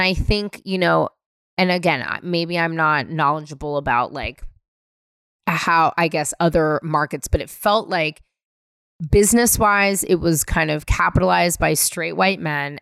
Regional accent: San Francisco, California, United States; moved away as an adult; also born or lived in Northampton, Massachusetts / New York; being born and raised in San Francisco

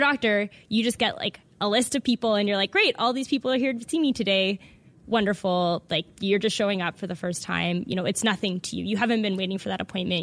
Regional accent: Vancouver, British Columbia, Canada; moved away as an adult; now in Toronto, Canada; I'm from Vancouver

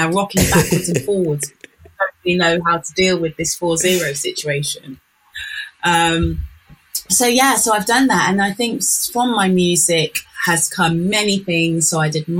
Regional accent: Northampton, East Midlands, United Kingdom; I'm from Northampton.

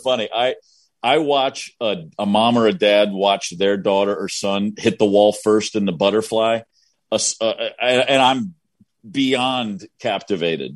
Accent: Kentucky, United States; I'm from Kentucky, right? I'm from Kentucky

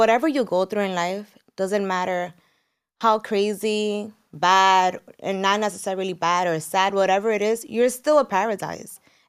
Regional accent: San Francisco de Macorís, Duarte, Dominican Republic; We're from San Francisco de Macorís in DR.

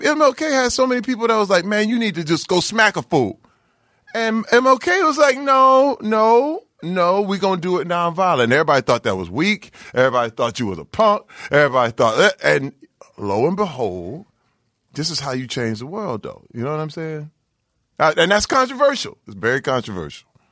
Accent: Flint, Michigan, United States; growing up in Flint, Michigan, uh, where I came up, and I, I literally graduated class of eighty-six.

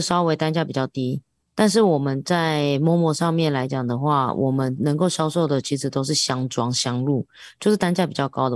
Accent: Taiwan; 我是一个台湾人

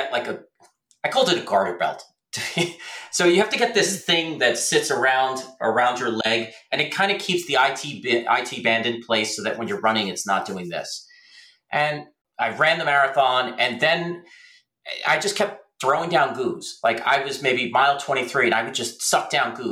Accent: Middletown, New Jersey, United States; I'm from Middletown, New Jersey

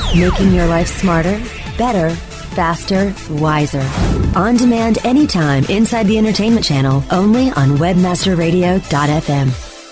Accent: Charlotte, North Carolina, United States; moved away as an adult; I grew up in Charlotte. I was there for like 24 years

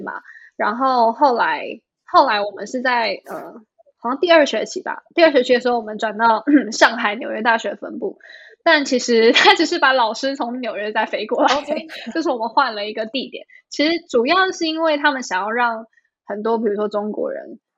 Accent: Taipei, Taiwan; moved away as an adult; also born or lived in New York, United States; now in Shanghai, China; 我是出生长大在对。台北

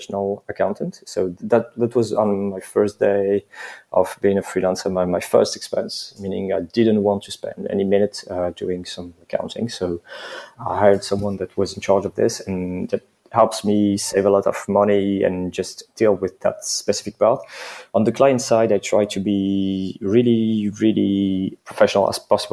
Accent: eastern France, France; moved away as an adult; now in Paris, France; I was born and raised in France, but I'm not 100% French

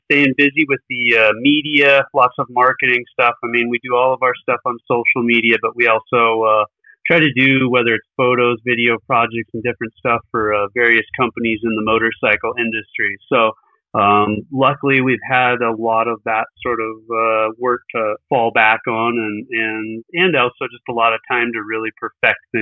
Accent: Billings, Montana, United States; I'm actually calling from Billings, Montana. So that's where I was born and raised out

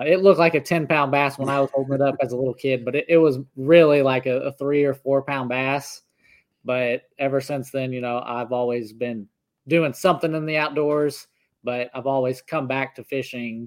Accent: Northeast Oklahoma, United States; I grew up in Northeast Oklahoma. I still live here. I actually live on the same 60 acres that I grew up on

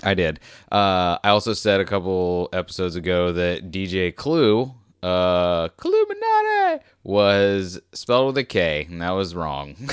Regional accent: United States; was born in America. Okay, I'm American.

